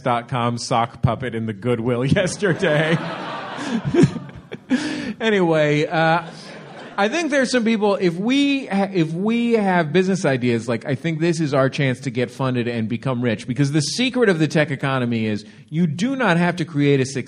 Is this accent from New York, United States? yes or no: no; San Francisco, California, United States; now in Los Angeles, United States; I'm actually originally from San Francisco.